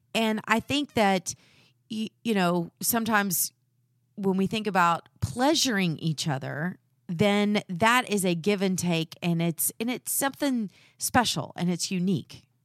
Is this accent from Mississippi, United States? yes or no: no; Texas, United States; I'm from the South, and we do those things, but we don't talk about them.